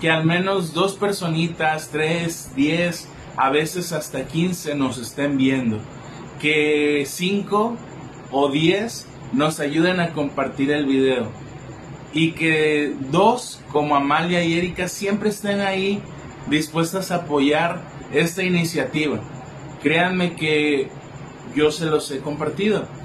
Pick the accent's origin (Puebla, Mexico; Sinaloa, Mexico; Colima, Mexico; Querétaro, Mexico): Colima, Mexico; por parte de la Universidad de Colima, de donde yo soy, del estado de Colima, aquí en México.